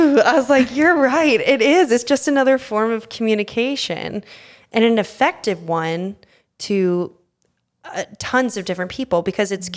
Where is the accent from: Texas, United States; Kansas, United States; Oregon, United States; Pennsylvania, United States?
Texas, United States; now in New York, United States; I grew up in Texas